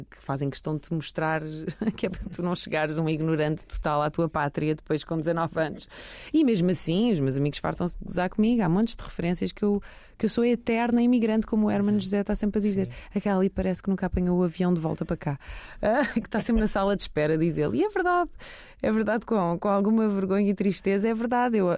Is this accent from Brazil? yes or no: no; Belgium; born or raised there; moved away as an adult; now in Lisbon, Portugal